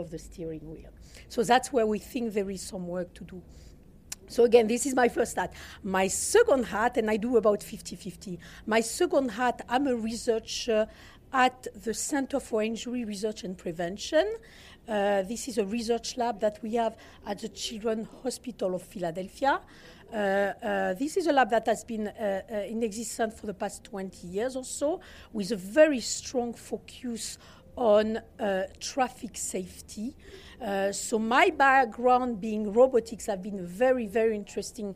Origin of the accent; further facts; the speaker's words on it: southern France, France; accent: Southern France; English is a second language; Hopefully you'll manage my accent. This is Southern France